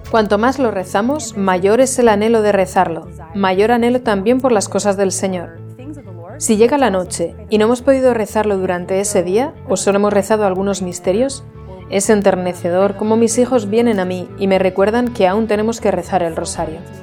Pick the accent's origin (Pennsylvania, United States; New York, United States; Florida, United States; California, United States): Florida, United States; Jacksonville; soy de Jacksonville, Florida, Estados Unidos